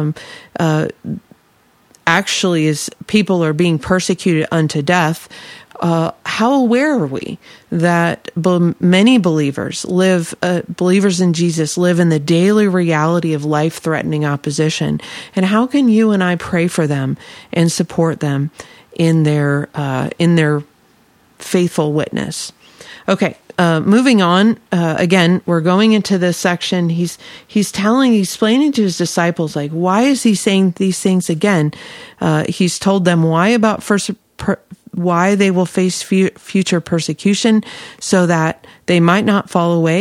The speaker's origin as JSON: {"language": "English", "region": "Illinois", "country": "United States", "tie": "born or raised there", "said": "I grew up in Illinois"}